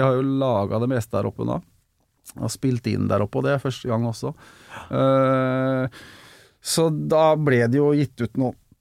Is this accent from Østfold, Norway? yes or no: yes; Fredrikstad, Østfold, Norway; now in Larvik, Norway; jeg er eh, født og oppvokst i Fredrikstad